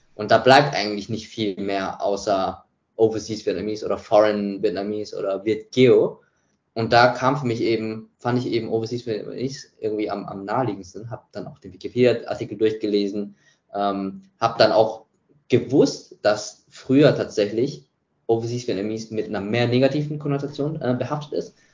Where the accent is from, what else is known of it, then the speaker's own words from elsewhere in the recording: Munich area, Bavaria, Germany; now in Singapore; da, wo ich herkomme, also äh, im Münchner Raum, wo ich studiert habe